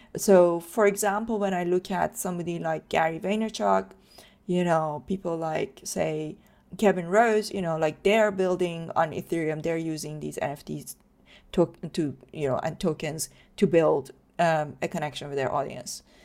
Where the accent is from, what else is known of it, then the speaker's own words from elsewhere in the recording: Iran; moved away; I grew up in Iran